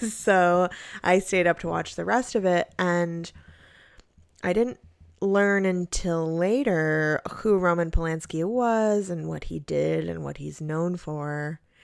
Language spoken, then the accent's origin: English; New York, United States; growing up in New York